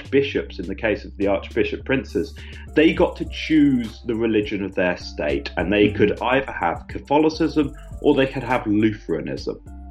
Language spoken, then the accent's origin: English; Suffolk, East Anglia, East of England, United Kingdom; growing up in East Anglia, especially in Suffolk